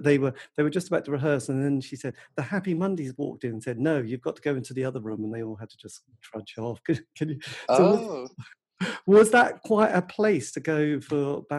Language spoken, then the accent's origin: English; Norwich, East of England, United Kingdom; I come from Norwich.